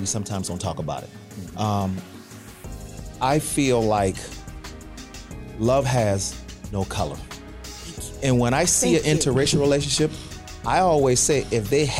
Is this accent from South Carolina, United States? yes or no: yes; South Carolina, United States; now in Florida, United States; me growing up in South Carolina